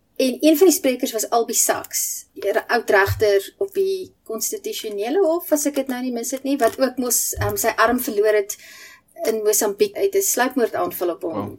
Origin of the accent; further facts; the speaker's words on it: South Africa; ek as 'n gewone Suid-Afrikaner